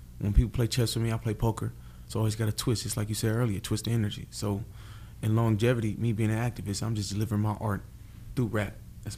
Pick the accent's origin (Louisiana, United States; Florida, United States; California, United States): California, United States; Stockton; also born or lived in Oakland; me growing up in Stockton